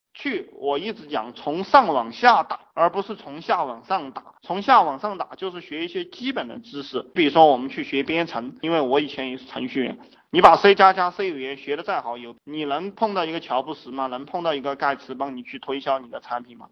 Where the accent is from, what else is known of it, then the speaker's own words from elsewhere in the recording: China; 我们中国人